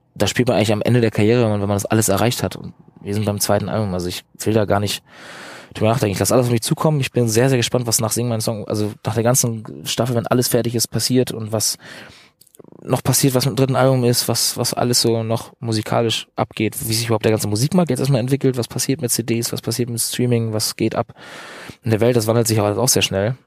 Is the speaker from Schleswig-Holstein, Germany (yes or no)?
yes; Eutin, Schleswig-Holstein, Germany; also born or lived in Bad Oldesloe; ich komme aus Eutin aus dem Norden, bin in Bad Oldesloe geboren